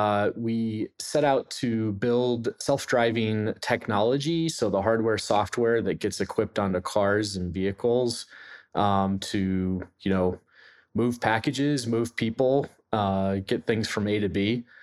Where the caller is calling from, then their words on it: Pittsburgh, Pennsylvania, United States; I'm coming in from Pittsburgh, Pennsylvania.